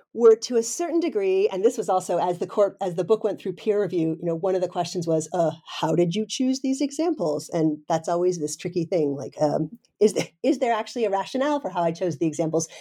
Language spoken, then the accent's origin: English; United States; moved away as an adult; now in Denmark; I'm originally an American